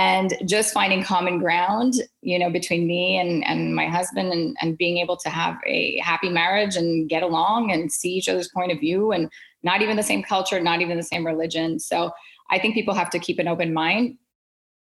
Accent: Quebec, Canada; I was still growing up with two cultures, being Canadian and Indian, and then living in the French province of Quebec.

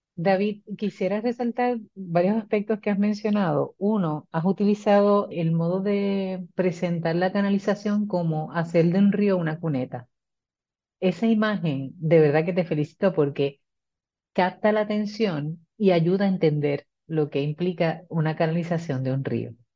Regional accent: Puerto Rico; somos pueblo puertorriqueño

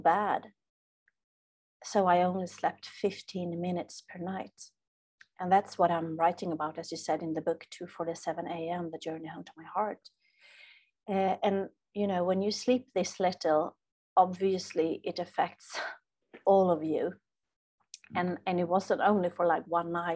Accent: Sweden; as a Swede, I'm from Sweden, so here we are taught

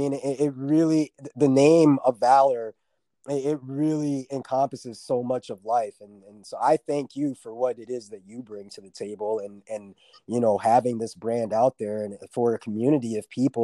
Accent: Minnesota, United States; born or raised there; also born or lived in Fort Stewart, Georgia / Havana, Florida

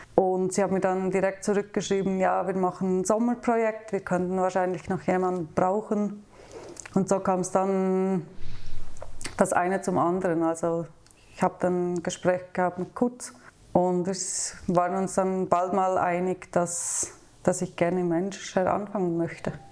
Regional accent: near Thun, Bern, Switzerland; moved away as an adult; now in Basel, Switzerland; ich bin in der Nähe von Thun aufgewachsen auf dem Land.

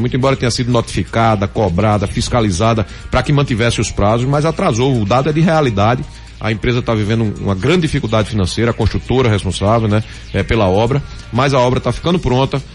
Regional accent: Recife, Pernambuco, Brazil; Eu nasci no Recife, eu moro no Recife

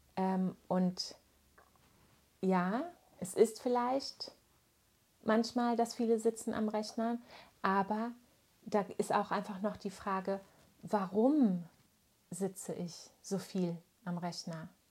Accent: Germany

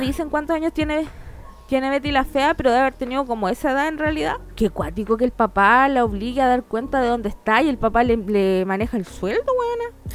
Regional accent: Chile; also born or lived in Argentina; cuando llegué a Chile, si bien mis papás eran chilenos, eh, mi background era argentino

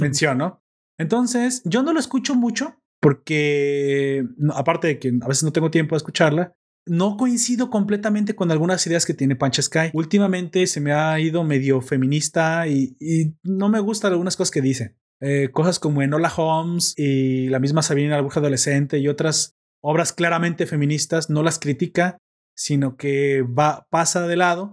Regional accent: Mexico

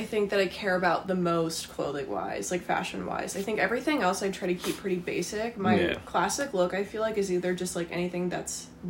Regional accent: Charlottesville, Virginia, United States; now in Northern Virginia, United States; I grew up in Charlottesville, so, like, the mountains were, like, all around. You could just, like, have a 360 view of the Blue Ridge, which was great.

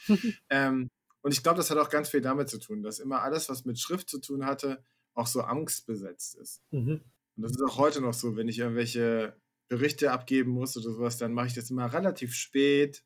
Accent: Hesse, Germany; ich bin in Hessen zur Schule gegangen

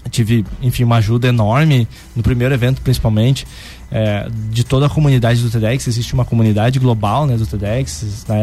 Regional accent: Santa Catarina, Brazil; sou aqui lá de Santa Catarina e tal, interior de Santa Catarina.

